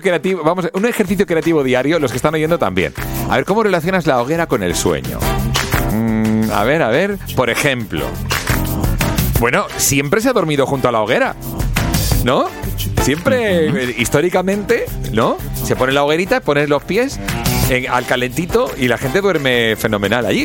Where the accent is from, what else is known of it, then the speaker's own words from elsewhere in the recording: Catalonia, Spain; Tú y yo que somos catalanes